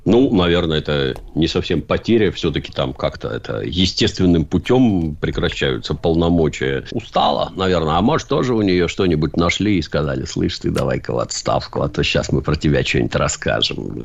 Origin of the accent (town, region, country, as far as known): Saint Petersburg, Russia